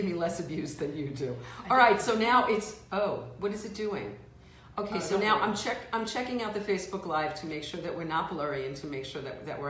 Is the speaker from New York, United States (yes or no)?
yes; New York City, New York, United States; … and I both grew up in the Bronx